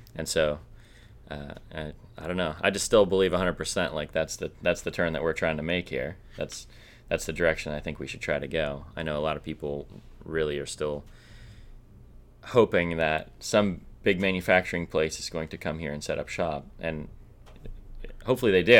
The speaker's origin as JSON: {"language": "English", "region": "Minnesota", "country": "United States", "said": "I'm from Minnesota."}